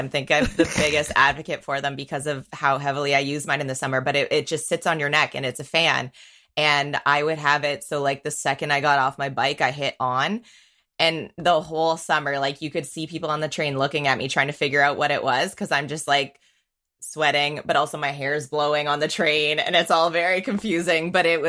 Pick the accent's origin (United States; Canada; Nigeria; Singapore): Canada; St. Catharines, Ontario; also born or lived in Winnipeg / Niagara / Waterloo; St. Catharines. So if someone doesn't know St. Catharines specifically, like Niagara region by Niagara Falls.